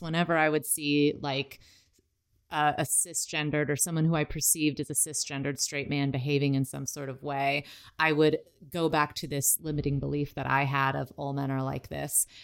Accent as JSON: {"language": "English", "country": "United States", "tie": "born or raised there", "said": "I grew up in America where my only family was my mom, my dad, and my sister."}